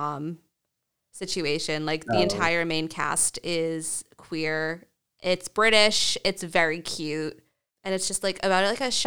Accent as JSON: {"language": "English", "region": "Massachusetts", "country": "United States", "said": "we're from Massachusetts"}